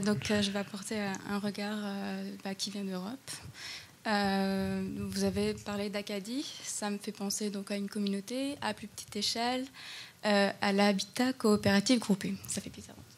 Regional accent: France; moi aussi, je suis française

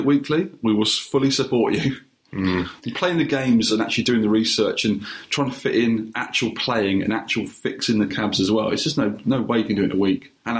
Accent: United Kingdom; We're very British.

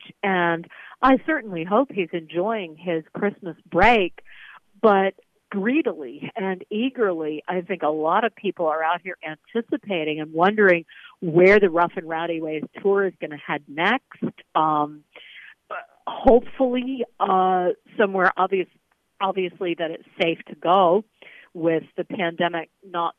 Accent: Virginia, United States; yours truly, who was born and raised in Virginia

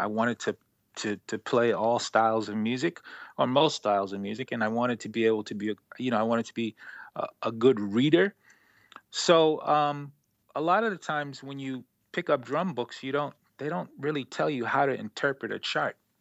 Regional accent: Baltimore, Maryland, United States; now in Brooklyn, United States; I live in Brooklyn, New York, and I'm originally from Baltimore, Maryland

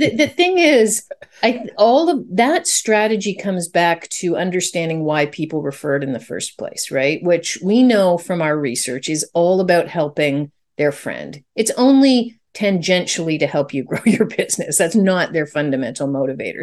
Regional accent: Canada; I'm Canadian

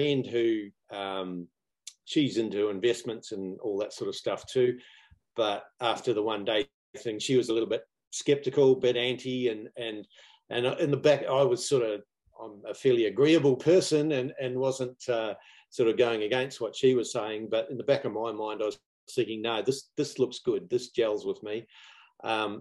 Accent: New Zealand; moved away; In case you hadn't picked up on my glamorous accent, I'm actually from New Zealand

